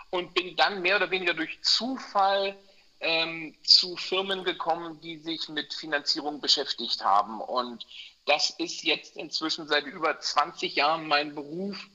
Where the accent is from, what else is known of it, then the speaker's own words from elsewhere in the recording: Berlin, Germany; also born or lived in United States; now in Hamburg, Germany; Nee, ich bin Berliner.